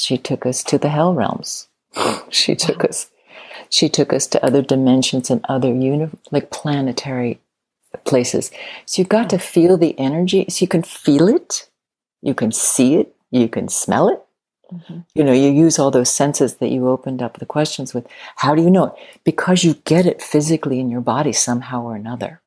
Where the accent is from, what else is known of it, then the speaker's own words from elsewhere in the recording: Midwest, United States; I grew up in the Midwest